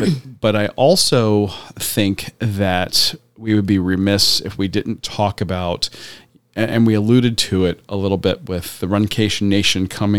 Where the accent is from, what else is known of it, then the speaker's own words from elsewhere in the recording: Tampa, Florida, United States; And we got to go back to the Tampa Beer Run from my mm-hmm home, my hometown.